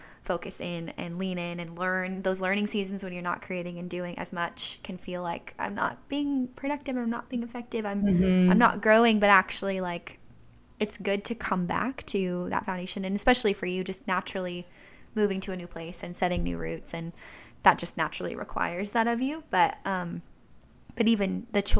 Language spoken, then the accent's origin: English; Orange County, California, United States; I'm from Orange County